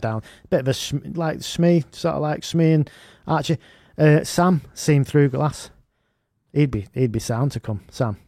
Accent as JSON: {"language": "English", "town": "Manchester", "region": "North West England", "country": "United Kingdom", "said": "I'm from Gorton, me"}